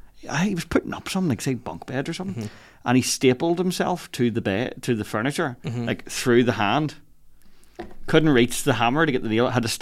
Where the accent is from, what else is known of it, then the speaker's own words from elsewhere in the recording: Lisburn, Northern Ireland, United Kingdom; moved away as an adult; now in Belfast, United Kingdom; I'm originally from Lisburn, but like, I've lived in Belfast for over a decade now. Yeah. I'll probably never live in Lisburn again.